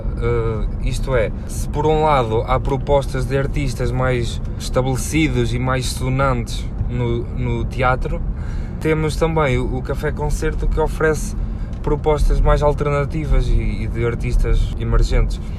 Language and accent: Portuguese; Mirandela, Bragança District, Portugal; sou de Mirandela, tenho 27 anos.